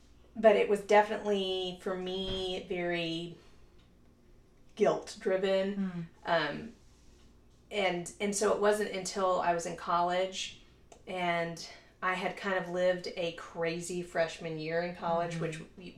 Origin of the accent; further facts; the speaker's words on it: Louisiana, United States; now in Dallas, United States; I am originally from Louisiana.